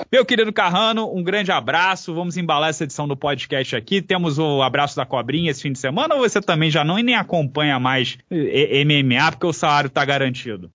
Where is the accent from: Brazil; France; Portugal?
Brazil; a gente é brasileiro